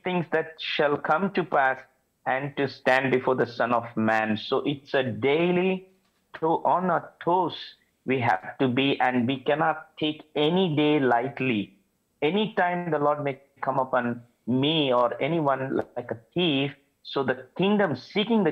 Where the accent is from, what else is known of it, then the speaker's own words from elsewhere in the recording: India; moved away as an adult; now in Saudi Arabia; I come from India.